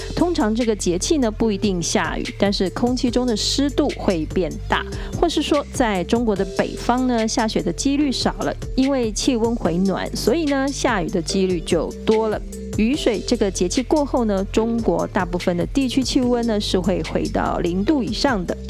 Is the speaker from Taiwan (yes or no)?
yes; Tainan, Taiwan; 我的家乡台南盐水元宵节呢，比过年还热闹啊，因为盐水的风炮习俗呢，远近驰名啊